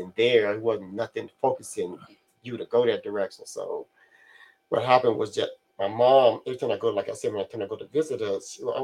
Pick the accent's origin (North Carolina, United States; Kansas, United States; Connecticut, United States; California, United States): California, United States; Carson; also born or lived in 81st Street, Los Angeles; I grew up in Carson